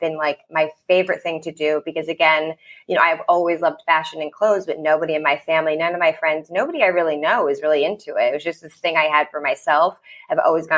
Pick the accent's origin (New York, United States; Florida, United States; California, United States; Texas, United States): New York, United States; Long Island; also born or lived in Annapolis, Maryland; now in Brooklyn, United States; I'm from Long Island, so I'm a New Yorker at heart